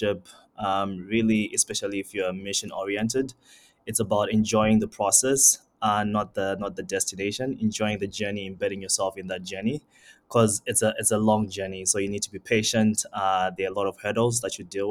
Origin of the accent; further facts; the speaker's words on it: Zimbabwe; also born or lived in Mbala, Zambia; now in Canada; my dad was Zimbabwean, my mom was Zambian, and we all moved to Zimbabwe